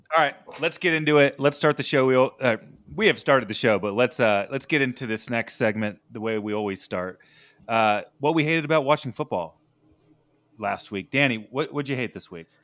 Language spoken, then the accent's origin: English; Southern California, United States; I'm from Southern California, I'm walking around in a McNabb jersey at my high school